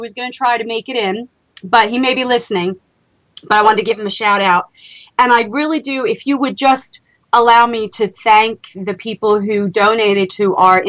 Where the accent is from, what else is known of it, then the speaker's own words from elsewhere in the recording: Lady Lake, Florida, United States; Yeah, separately, but yes, we are both from Lady Lake, and we're going to both be heading out there